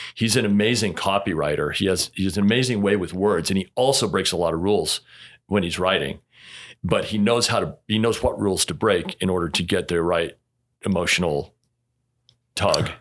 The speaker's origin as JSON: {"language": "English", "region": "Utah", "country": "United States", "tie": "born or raised there", "said": "born and raised in Utah"}